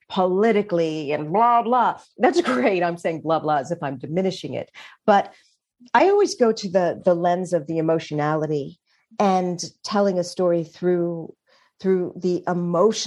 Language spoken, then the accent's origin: English; Richmond, Virginia, United States; now in New York, United States; York is my adopted home, and it's where I feel more comfortable than anywhere in the world. But I'm from Richmond, Virginia